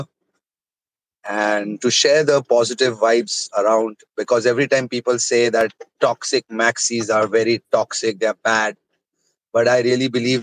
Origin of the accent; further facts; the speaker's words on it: India; I am from India.